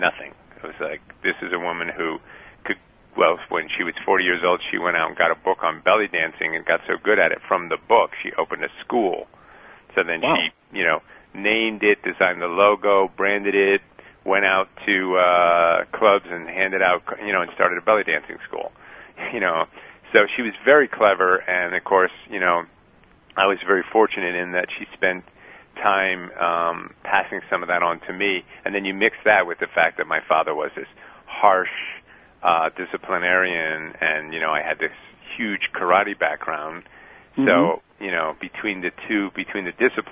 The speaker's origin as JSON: {"language": "English", "town": "New York City", "region": "New York", "country": "United States", "tie": "born or raised there", "also_born_or_lived": "San Francisco", "moved": "as an adult", "said": "I was born in the Bronx"}